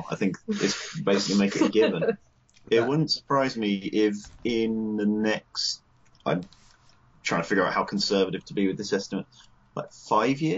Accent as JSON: {"language": "English", "country": "United Kingdom", "said": "being British"}